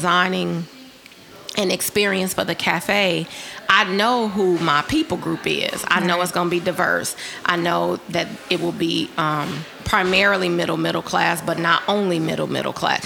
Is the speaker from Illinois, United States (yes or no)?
yes; Chicago, Illinois, United States; I'm from Chicago